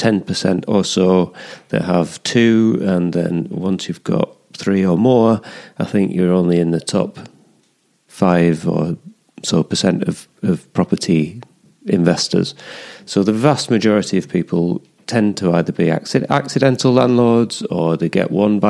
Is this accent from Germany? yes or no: no; the Pennines, England, United Kingdom; moved away as an adult; also born or lived in London / Scotland; now in Teesside, United Kingdom; I grew up in the Pennines.